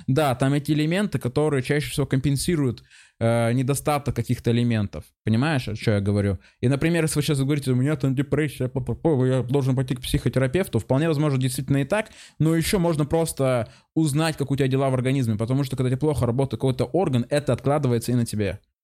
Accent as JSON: {"language": "Russian", "town": "Chelyabinsk", "region": "Chelyabinsk Oblast", "country": "Russia", "said": "я еще из Челябинска сам по себе"}